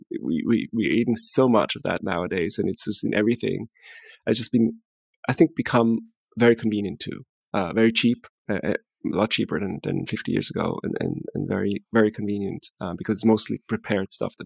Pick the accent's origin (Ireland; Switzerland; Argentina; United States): Switzerland; English is a second language; I'm from Switzerland